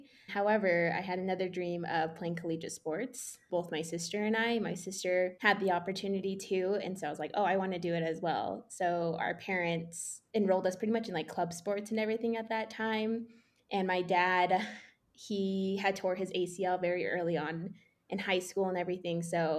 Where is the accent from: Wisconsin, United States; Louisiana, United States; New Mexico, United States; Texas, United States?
New Mexico, United States; Four Corners area of; moved away as an adult; also born or lived in Phoenix, Arizona; now in Denver, United States; I grew up in the Four Corners area of New Mexico. Yeah, it's a desert, but I can look out and see mountains.